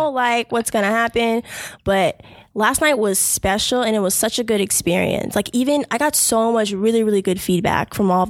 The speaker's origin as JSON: {"language": "English", "country": "Jamaica", "said": "I'm Jamaican too."}